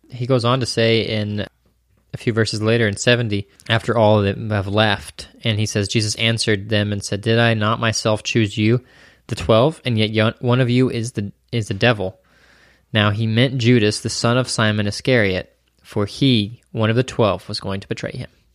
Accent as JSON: {"language": "English", "country": "United States", "said": "we, as an American individualistic society"}